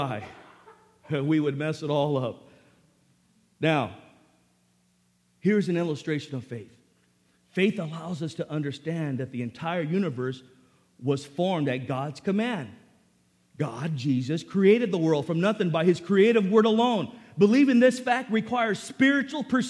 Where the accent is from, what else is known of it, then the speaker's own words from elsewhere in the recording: National City, California, United States; I grew up in Sweetwater High School in National City